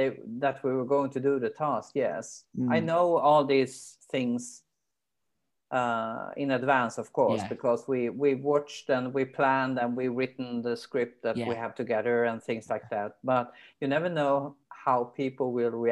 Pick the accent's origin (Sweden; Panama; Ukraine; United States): Sweden; English is a second language; also born or lived in Britain; in Sweden we have this cheese sleezer